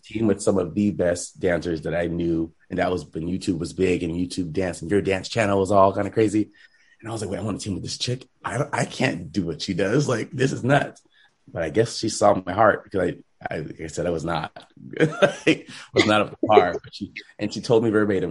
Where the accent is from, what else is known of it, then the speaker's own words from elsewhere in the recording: Rancho Cucamonga, California, United States; I grew up in Rancho Cucamonga, so very kind of diverse area